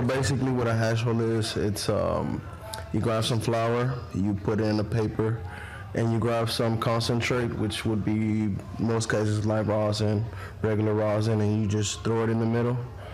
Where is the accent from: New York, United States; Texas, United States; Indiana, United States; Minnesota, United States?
Texas, United States; Houston; I'm actually from Houston, Texas.